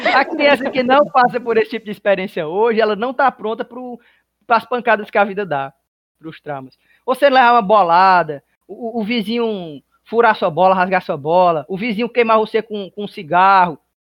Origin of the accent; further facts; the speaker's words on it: Apuiarés, Ceará, Brazil; nós todos somos de Apuiarés, crescemos em Apuiarés